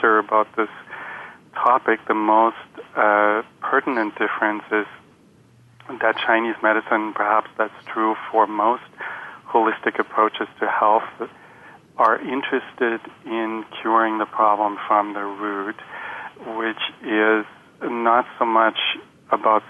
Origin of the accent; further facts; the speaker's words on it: Germany; moved away as an adult; also born or lived in Chicago; I was born in Germany into a family of German MDs